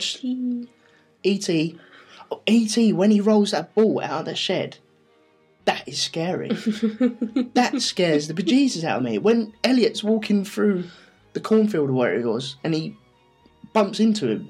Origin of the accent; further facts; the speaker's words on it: London, United Kingdom; we're from London